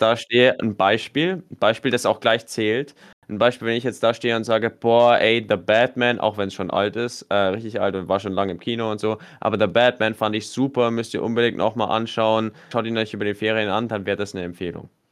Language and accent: German; Germany; bei uns in Deutschland